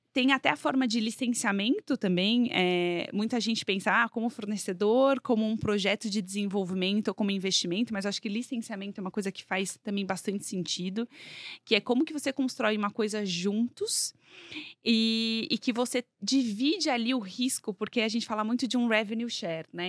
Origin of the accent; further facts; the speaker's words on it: São Paulo, Brazil; accent: paulistinha; also born or lived in Minas Gerais; cresci em São Paulo, então eu tenho mais, sou bem mais paulistinha mesmo.